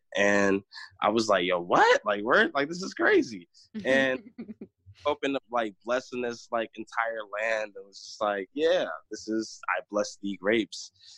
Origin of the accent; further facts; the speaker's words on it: North Carolina, United States; also born or lived in Chicago / Northwest Indiana; now in Michigan, United States; But I'm from, born in North Carolina. I moved from North Carolina to Chicago. From Chicago to Northwest Indiana, and now I am in Michigan.